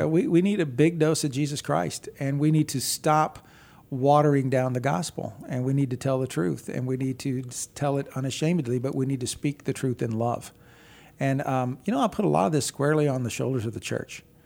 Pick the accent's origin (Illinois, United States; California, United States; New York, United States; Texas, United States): Texas, United States; I grew up in Texas.